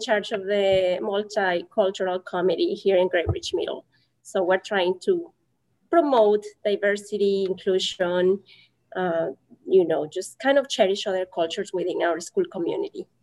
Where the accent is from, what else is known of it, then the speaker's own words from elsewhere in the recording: Mexico; English is a second language; now in United States; I'm from Mexico